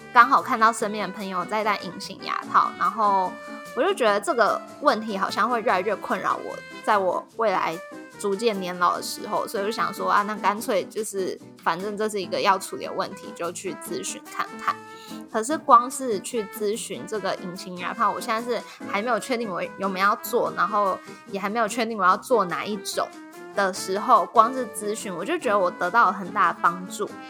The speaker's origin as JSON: {"language": "Chinese", "country": "Taiwan", "said": "我们台湾人口"}